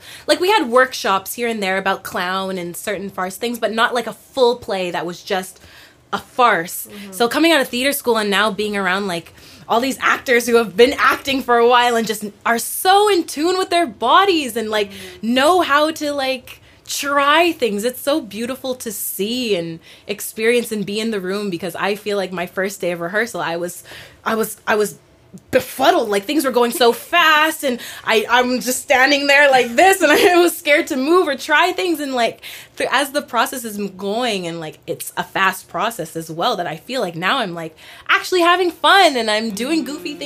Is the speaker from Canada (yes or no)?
yes; Canada; I'm speaking as a Canadian